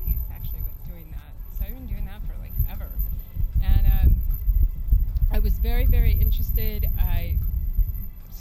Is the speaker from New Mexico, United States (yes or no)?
yes; Albuquerque, New Mexico, United States; And coming back from Santa Fe, I grew up in Albuquerque